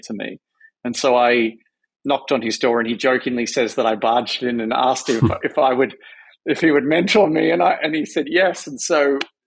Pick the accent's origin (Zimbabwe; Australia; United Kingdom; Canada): Australia; Melbourne, Victoria; moved away as an adult; now in New York, United States; I grew up in just a middle class suburb of Melbourne